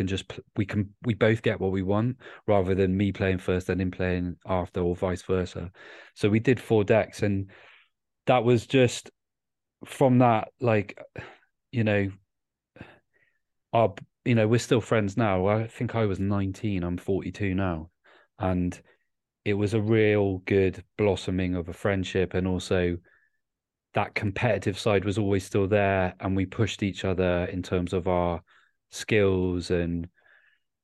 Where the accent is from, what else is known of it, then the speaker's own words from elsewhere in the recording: Bristol, South West England, United Kingdom; moved away; also born or lived in Cardiff; I'm from Bristol originally